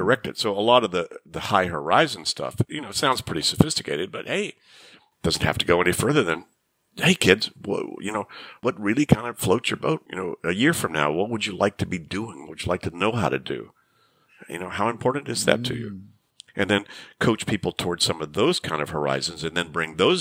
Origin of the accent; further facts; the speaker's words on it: Shreveport, Louisiana, United States; I grew up in Shreveport, Louisiana, in the 50s and early 60s